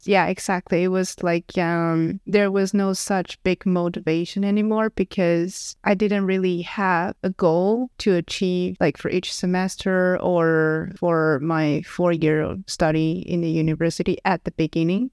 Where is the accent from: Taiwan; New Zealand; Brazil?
Taiwan; Taichung; moved away as an adult; also born or lived in Stockholm, Sweden; now in Lund, Sweden; I'm from Taiwan, and I basically grew up in a city that is called Taichung